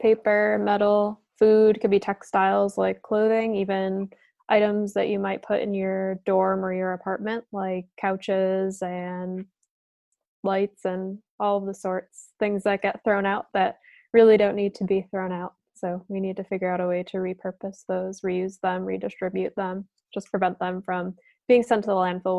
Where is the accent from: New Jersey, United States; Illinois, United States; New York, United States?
New York, United States; East Aurora; also born or lived in Plattsburgh; I'm from East Aurora, New York, which is really close. It's about 25 minutes outside the city of Buffalo.